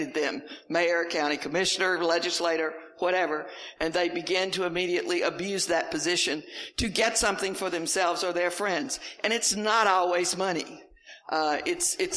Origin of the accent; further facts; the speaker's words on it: the South, United States; accent: Southern; I came from the South